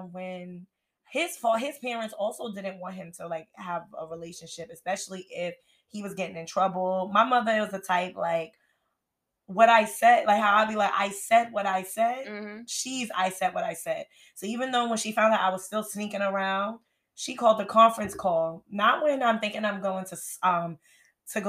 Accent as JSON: {"language": "English", "region": "New York", "country": "United States", "said": "I'm from New York"}